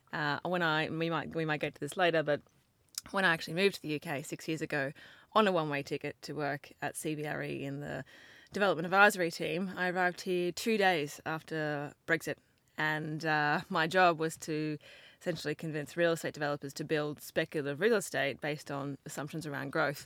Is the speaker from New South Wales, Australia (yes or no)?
no; Brisbane, Queensland, Australia; accent: Australian; moved away as an adult; I grew up in Brisbane.